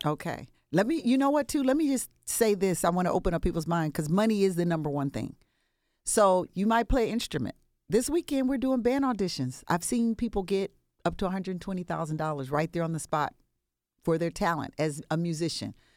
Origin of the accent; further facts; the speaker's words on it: Compton, California, United States; I'm from the West Coast, born and raised Compton, California